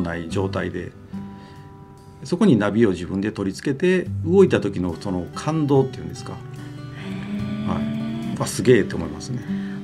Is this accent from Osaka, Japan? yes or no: yes; Osaka, Japan; moved away as an adult; now in Kobe, Japan; もともとは大阪府生まれで、神戸に住んだのはもうこの10年ぐらいです